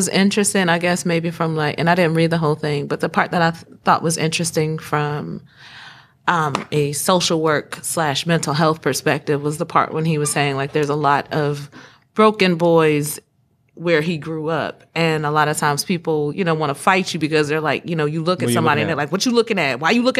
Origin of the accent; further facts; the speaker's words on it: the South, United States; I'm from the South, mm-hmm. and people from the South, we have historically been known to dance a certain way.